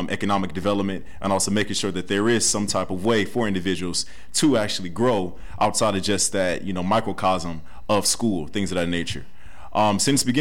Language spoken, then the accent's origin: English; Cleveland, Ohio, United States; I am from Cleveland, Ohio. I'm a Euclid High School graduate of 2013